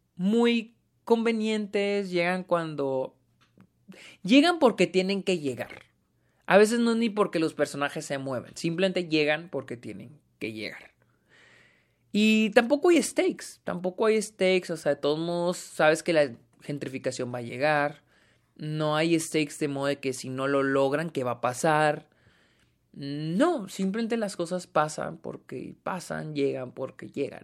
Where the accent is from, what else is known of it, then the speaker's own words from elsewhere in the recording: Mexico; yo soy mexicano